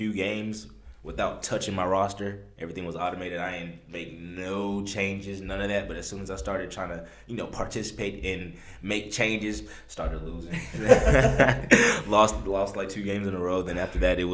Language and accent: English; Omaha, Nebraska, United States; moved away; I'm originally from Omaha, Nebraska, of all places.